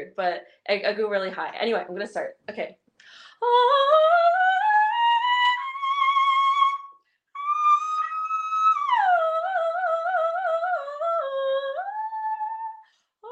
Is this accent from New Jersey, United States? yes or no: yes; New Jersey, United States; I'm from New Jersey, like South Jersey area